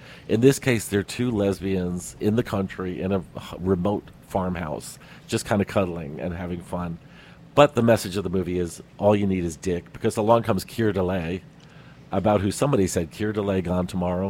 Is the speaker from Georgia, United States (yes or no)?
no; New York City, New York, United States; when I grew up in Brooklyn, there was a $1 movie theater nearby